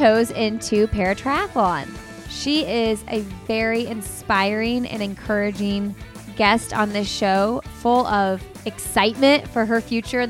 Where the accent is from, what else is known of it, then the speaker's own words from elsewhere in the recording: Bloomington, Indiana, United States; moved away as an adult; now in Raleigh, United States; born and raised in Bloomington, went to IU